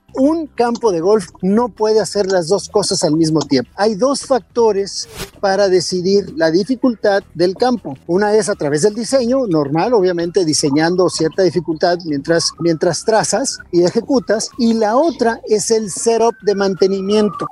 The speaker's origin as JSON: {"language": "Spanish", "country": "Mexico", "said": "lo mejor que yo pudiera ser como mexicano"}